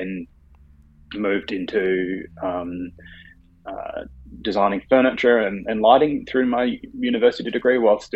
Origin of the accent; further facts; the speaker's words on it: Hobart, Tasmania, Australia; I was born in Hobart, Tasmania